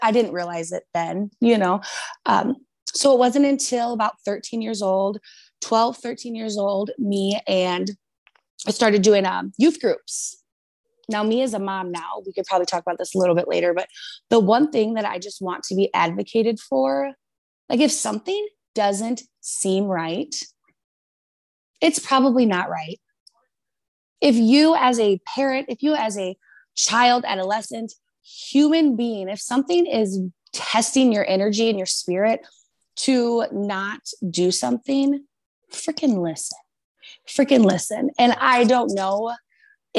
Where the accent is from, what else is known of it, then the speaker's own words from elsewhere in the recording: Rockford, Illinois, United States; I grew up in Rockford, Illinois with my grandparents